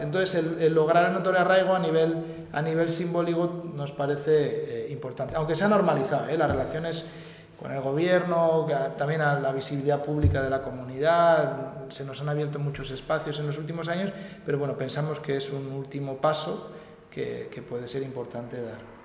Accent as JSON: {"language": "Spanish", "town": "San Sebastián", "region": "Basque Country", "country": "Spain", "moved": "yes", "lives_now": "Madrid, Spain", "said": "yo, yo soy de San Sebastián, he vivido, pero he vivido en Madrid en los últimos años"}